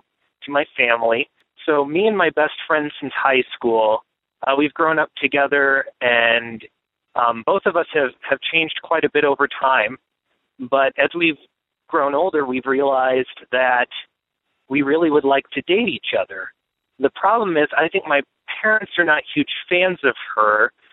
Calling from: Northern Indiana, United States; I am calling from Northern Indiana. I am a 26-year-old heterosexual male.

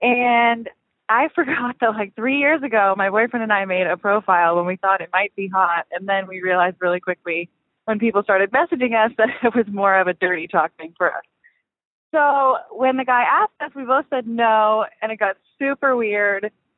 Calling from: the South, United States; I'm calling from the South.

